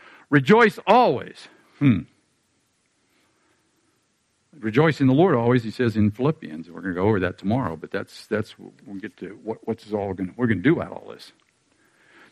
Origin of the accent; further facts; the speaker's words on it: Pittsburgh, Pennsylvania, United States; moved away; I'm 10 years old. I'm from Pittsburgh. And when I was in Pittsburgh at 10 years of age